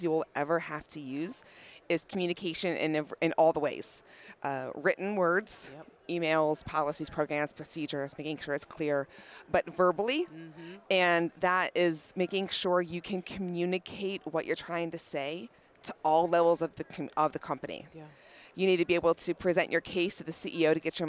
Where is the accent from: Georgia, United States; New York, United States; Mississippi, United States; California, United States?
Georgia, United States; Atlanta; I'm from the Atlanta, Georgia area